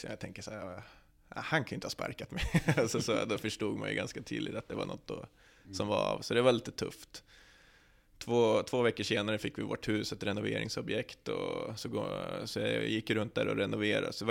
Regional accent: Norrland, Sweden; Jag är från Norrland, då, då biter man ihop.

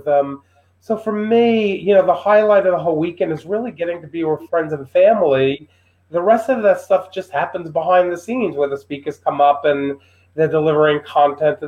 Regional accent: New York City, New York, United States; I was from Brooklyn

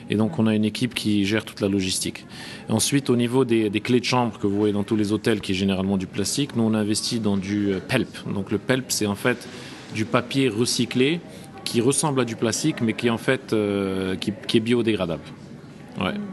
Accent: Marrakesh, Marrakesh-Safi, Morocco; moved away as an adult; also born or lived in Rabat; oui je suis euh, marocain, donc euh, bon, je suis né au Maroc, à Rabat. J'ai fait mes études à Marrakech, donc au lycée Victor Hugo.

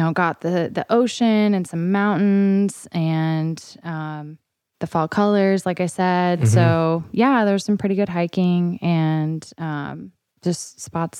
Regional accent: Minnesota, United States; now in Nashville, United States; I'm from Minnesota

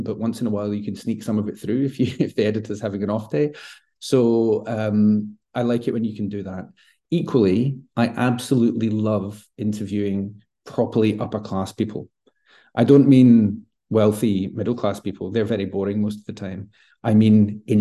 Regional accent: Glasgow, Scotland, United Kingdom; my hometown of Glasgow

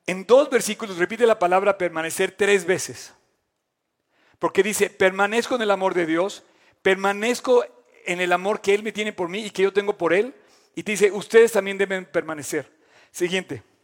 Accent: Mexico; como mexicanos

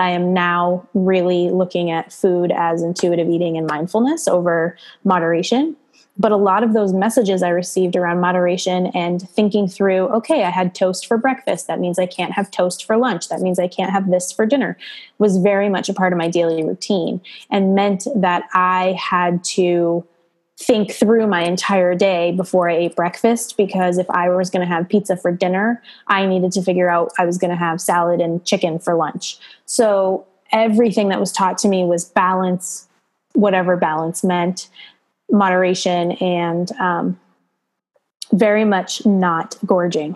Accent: East Coast, United States; moved away as an adult; now in Monterey Bay area, United States; I am originally from the East Coast and moved out here to California 6 years ago

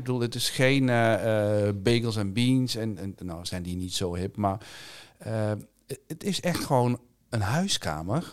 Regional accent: South Limburg, Netherlands; Ik ben zelf opgegroeid in Zuid-Limburg

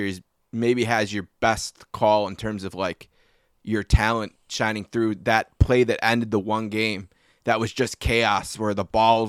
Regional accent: Buffalo, New York, United States; my hometown of Buffalo.

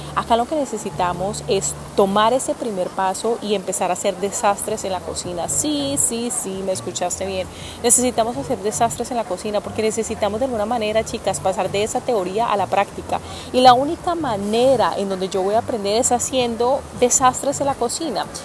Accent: Cali, Valle del Cauca, Colombia; soy caleña

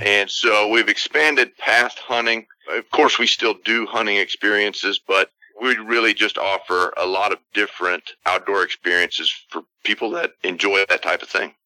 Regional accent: Texas, United States; we're from Texas

